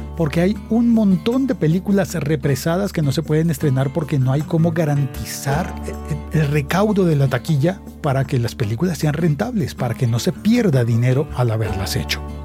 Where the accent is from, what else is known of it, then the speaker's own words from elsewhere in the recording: Colombia; en mi país